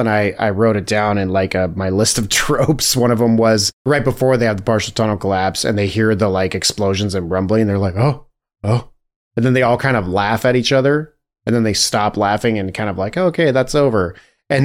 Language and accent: English; United States; we're American.